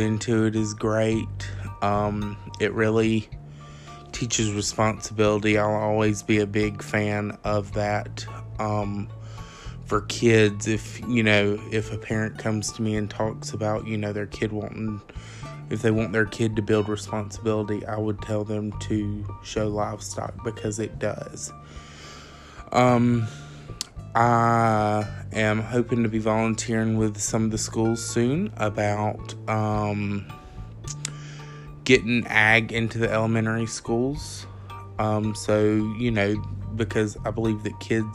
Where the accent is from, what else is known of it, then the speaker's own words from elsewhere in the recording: Jones County, Georgia, United States; the Jones County community. We all know each other